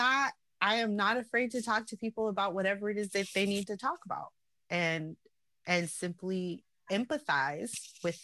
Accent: New York City, New York, United States; born or raised there; also born or lived in Salt Lake City, Utah, United States

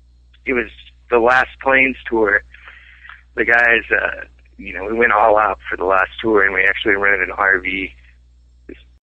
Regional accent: Peoria, Illinois, United States; I'm not a teenager growing up in Peoria

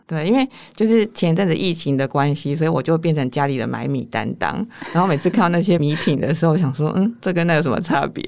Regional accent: northern Taiwan, Taiwan; 我是一个从小到大在，在北部长大的人

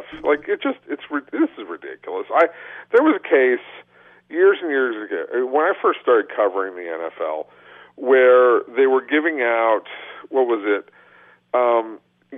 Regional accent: the San Fernando Valley, California, United States; I grew up in the Valley

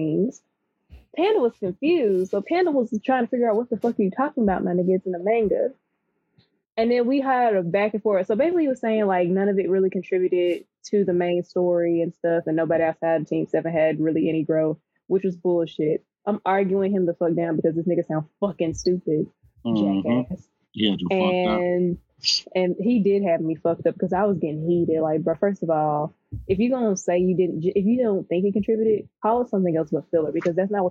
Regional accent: Mississippi, United States; I'm from Mississippi

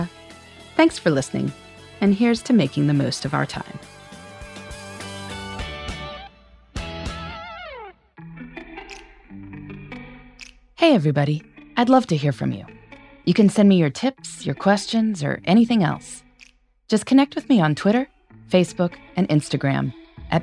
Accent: Indiana, United States; my home state of Indiana

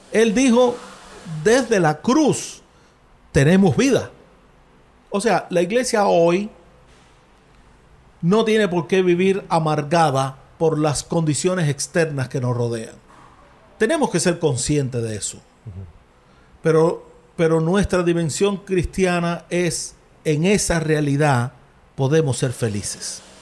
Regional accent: Cuba; los sufrimientos que tenemos hoy como cubanos

